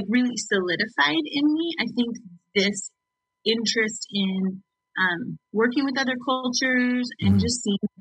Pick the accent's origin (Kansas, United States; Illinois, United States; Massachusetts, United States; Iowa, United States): Kansas, United States; Dodge City; I grew up in Dodge City, Kansas, which, you know, out in the western part of the state